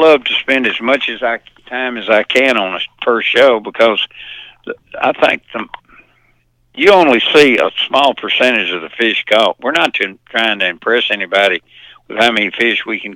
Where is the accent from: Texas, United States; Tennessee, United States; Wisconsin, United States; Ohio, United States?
Tennessee, United States; Lynchburg; also born or lived in Memphis, Tennessee; I grew up over in Middle Tennessee, over around in Moore County, Lynchburg, Jack Daniels country